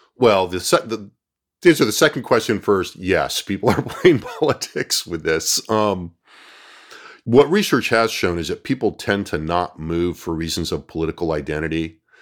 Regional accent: California, United States; now in Austin, United States; I was from California

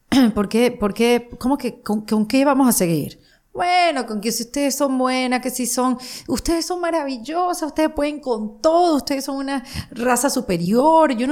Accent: Panama; Y como los panameños somos así como los venezolanos, somos así como los latinos, digamos, por decirlo de una manera, muy habladores.

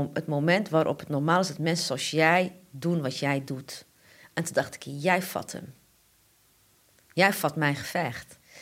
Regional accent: Amsterdam, North Holland, Netherlands; ik ben Amsterdamse en ik ben van Ajax

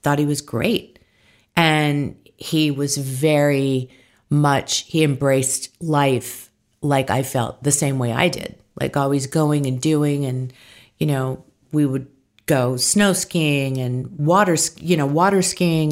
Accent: San Diego, California, United States; now in Hidden Hills, United States; I was born in San Diego, California

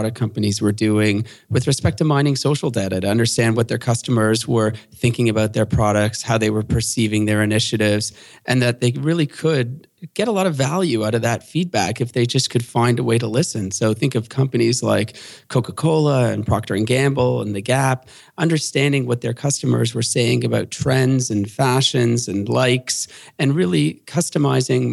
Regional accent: Canada; being a Canadian in the derivatives market

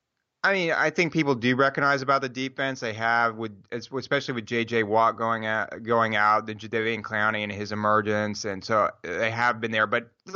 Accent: Houston, Texas, United States; now in Los Angeles, United States; I don't live in Houston. I go back to Houston a lot. I'm from Houston. But, I mean, Los Angeles, where I live

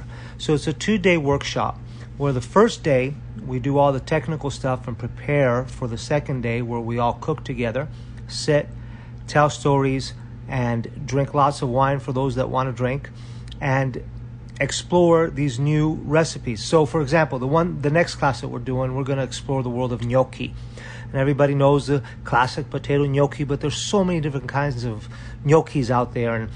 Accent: Sicily, Italy; moved away; growing up in Sicily

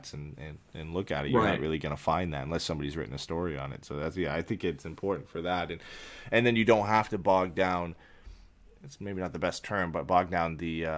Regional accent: London, Ontario, Canada; the University of Western Ontario in my hometown in London

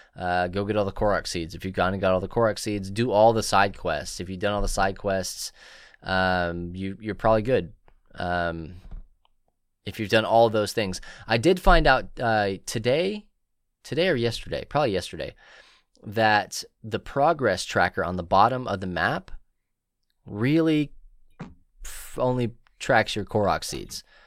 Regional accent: Marble Falls, Texas, United States; here in my hometown, we have Marble Falls Opoly

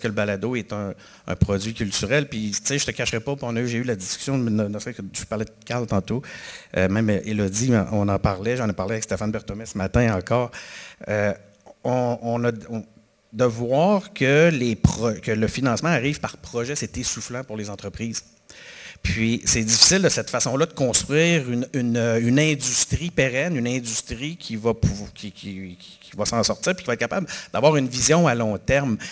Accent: Quebec City, Quebec, Canada; je suis de Québec, puis là, je viens à Montréal moins souvent depuis un certain temps

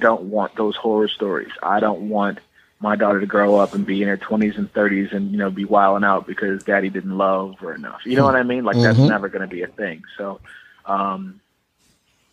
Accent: Cleveland, Ohio, United States; growing up in Cleveland

